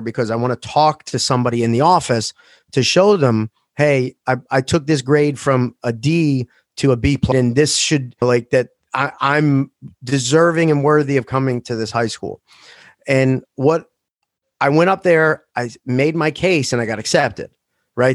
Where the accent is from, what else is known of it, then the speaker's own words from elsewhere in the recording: Philadelphia, Pennsylvania, United States; also born or lived in Maple Shade, New Jersey; Seventeenth and Morris in South Philadelphia